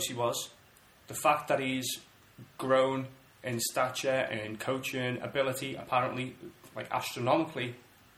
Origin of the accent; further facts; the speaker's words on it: Bootle, North West England, United Kingdom; we're both from Bootle